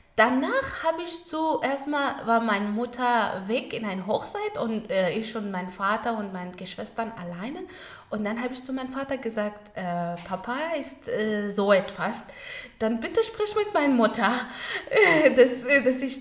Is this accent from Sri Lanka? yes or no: no; Kabul, Afghanistan; first language Pashto and Dari; German is a second language; moved away as an adult; now in Frankfurt, Germany; ich bin in Kabul geboren, da, dort aufgewachsen